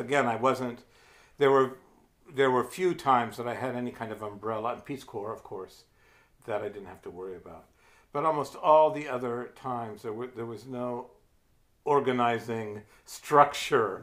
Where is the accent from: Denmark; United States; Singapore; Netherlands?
United States; Ohio; moved away as an adult; now in New Hampshire, United States; I'm from Ohio